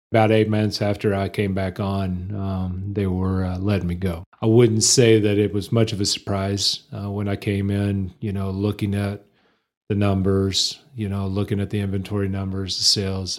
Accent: Lubbock, Texas, United States; moved away as an adult; now in Amarillo, United States; I was born and raised in Lubbock. I always claim Lubbock as my hometown

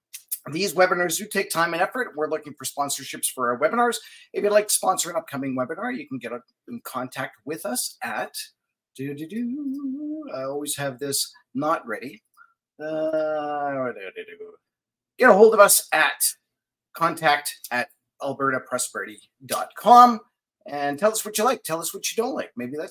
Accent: Manitoba, Canada; moved away; I grew up in Manitoba

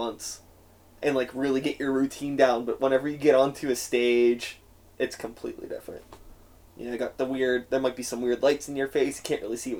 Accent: Pittsburgh, Pennsylvania, United States; also born or lived in Wilkinsburg; I grew up here in Pittsburgh

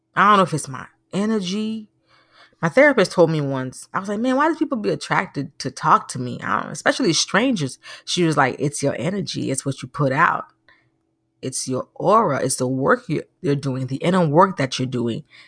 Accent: Naples, Florida, United States; moved away; I grew up in a city in Florida called Naples

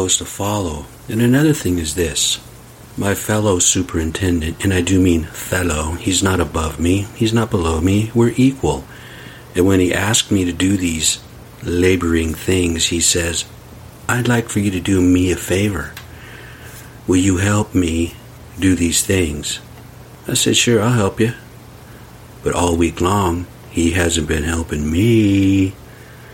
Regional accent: United States; I'm from the res.

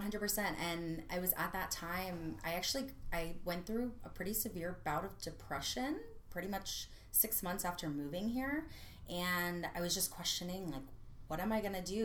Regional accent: Gainesville, Florida, United States; now in Orlando, United States; I was born and raised in Gainesville. I was there for 20 something years

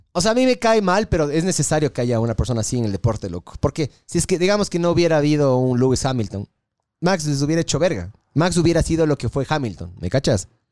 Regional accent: Ecuador

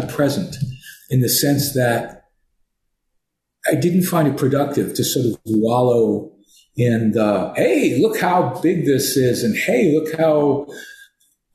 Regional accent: New York, United States; moved away; also born or lived in California; I'm from New York

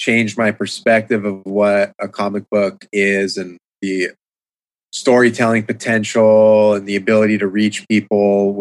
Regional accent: San Diego, California, United States; I grew up in San Diego

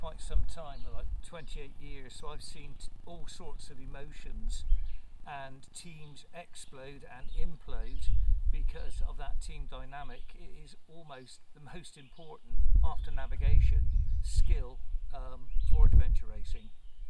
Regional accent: Telford, West Midlands, United Kingdom; I'm coming from Telford in England. I'm here for a month visiting friends in America.

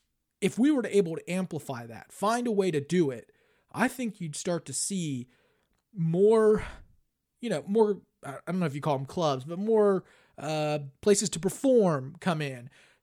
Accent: New York, United States; I am from New York, but somehow West Virginia has always felt like home.

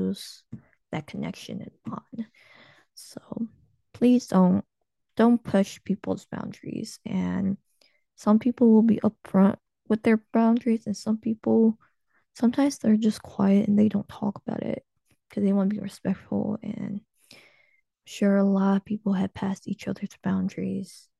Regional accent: United States; I was born in the United States

